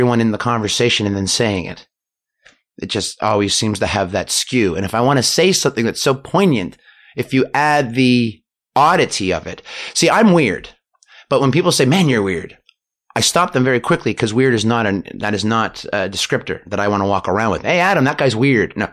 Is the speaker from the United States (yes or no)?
no; Canada; I'm Canadian